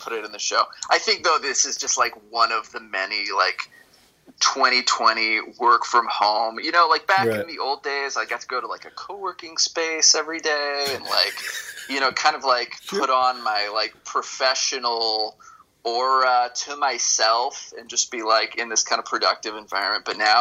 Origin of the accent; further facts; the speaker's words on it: Los Angeles, California, United States; also born or lived in East Coast; Los Angeles, which is the LA area. It was my home for a long time. I went to high school out here and college